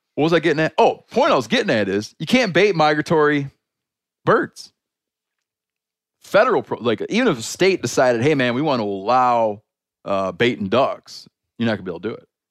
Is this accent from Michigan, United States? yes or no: yes; Michigan, United States; my home state of Michigan